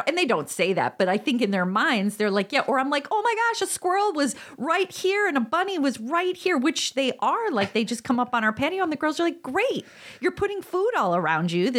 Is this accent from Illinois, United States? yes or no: yes; DeKalb, Illinois, United States; It's I grew up in DeKalb and that was a big symbol and it was everywhere.